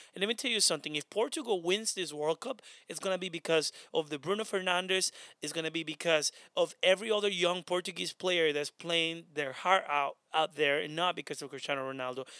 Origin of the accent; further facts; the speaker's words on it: Honduras; now in United States; I'm not Spanish, by the way, I'm from Honduras